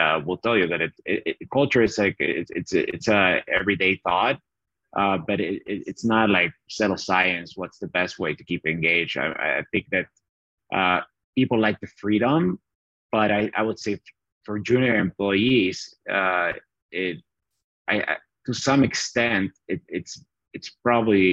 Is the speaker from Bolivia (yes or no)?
yes; Bolivia; accent: Southern Hemisphere accent; moved away as an adult; also born or lived in Chattanooga, Tennessee, United States; now in United States; I had the fortune of being born in America. So I grew up in Bolivia